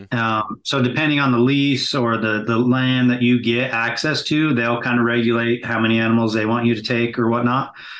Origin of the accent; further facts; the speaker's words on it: Salt Lake City, Utah, United States; here in Salt Lake. So this is right in my hometown